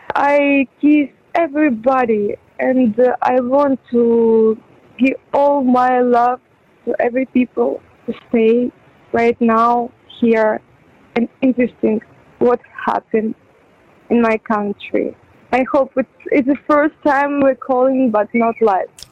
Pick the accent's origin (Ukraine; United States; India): Ukraine; English is a second language; moved away as an adult; also born or lived in Kyiv, Ukraine; now in Dubai, United Arab Emirates; I'm not from Kiev. I'm from a small city, but more than 18 years before, I just come in Kiev